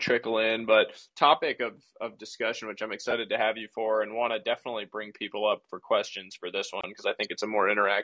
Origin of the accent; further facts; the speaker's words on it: Northeast, United States; I grew up playing baseball in the Northeast